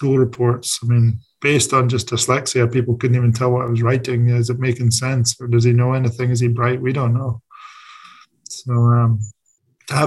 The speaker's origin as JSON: {"language": "English", "region": "Scotland", "country": "United Kingdom", "moved": "yes", "said": "As a Scottish person"}